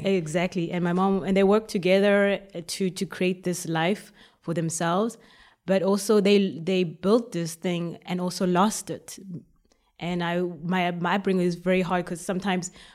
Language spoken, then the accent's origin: English; Port Elizabeth, Eastern Cape, South Africa; moved away as an adult; now in Belgium; I was born in South Africa, Port Elizabeth